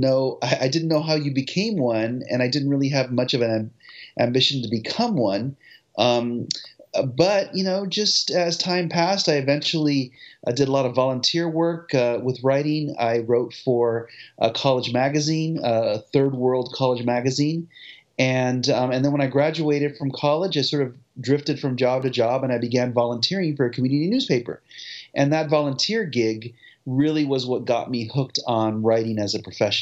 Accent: South Whittier, California, United States; when I was growing up in South Whittier, in the suburb of Los Angeles

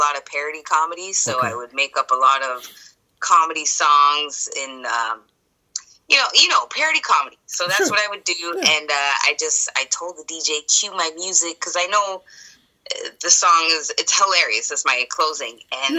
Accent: Jamaica; I'm Jamaican, right? That's my background. Okay. But I'm so afraid of all these Jamaicans.

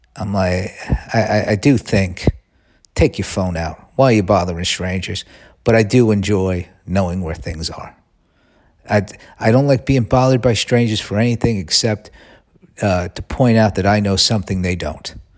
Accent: United States

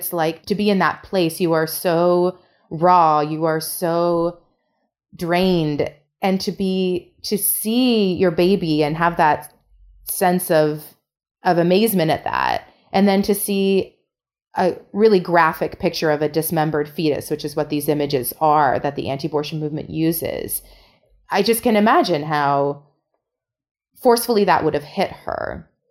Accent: Canada; as a Canadian

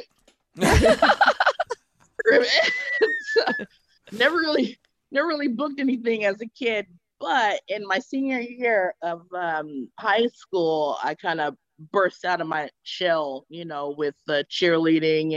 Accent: California, United States; I'm from California

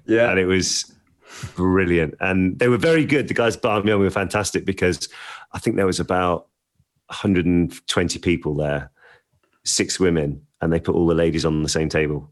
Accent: Birmingham, West Midlands, United Kingdom; I grew up in North Birmingham

